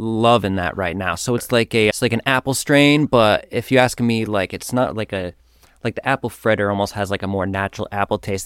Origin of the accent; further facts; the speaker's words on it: Whiting, Vermont, United States; moved away; I grew up in Vermont. I was born in Whiting, which is a small farm town